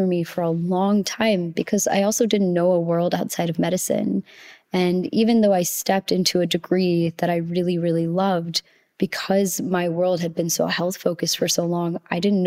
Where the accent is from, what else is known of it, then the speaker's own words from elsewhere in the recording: United States; as an Indian child raised in the States with immigrant parents